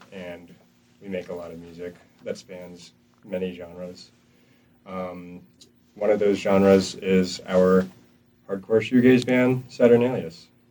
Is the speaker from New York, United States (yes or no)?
yes; upstate New York, United States; now in North Carolina, United States; I'm from New York, and it used to just be snowy all the time over there, upstate New York